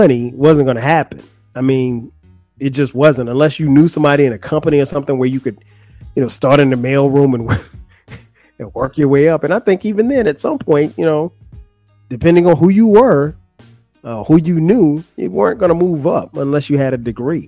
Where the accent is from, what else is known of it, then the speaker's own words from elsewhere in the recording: Florence, South Carolina, United States; moved away as an adult; also born or lived in Atlanta, Georgia; Florence, my hometown